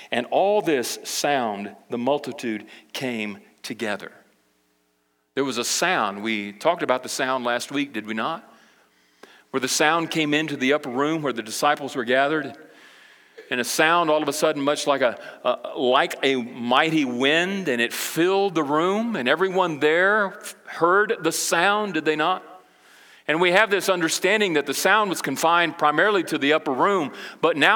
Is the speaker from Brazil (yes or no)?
yes; Brazil; But I can remember when I grew up in Brazil, my parents, you know, they were missionaries, and we went over to South America, Brazil, with the International Mission Board when I was uh, eight years old.